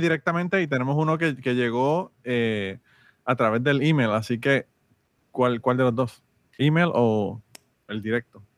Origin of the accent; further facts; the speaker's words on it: Utuado, Puerto Rico; moved away; yo estaba en Utuado, en mi querido pueblo de Utuado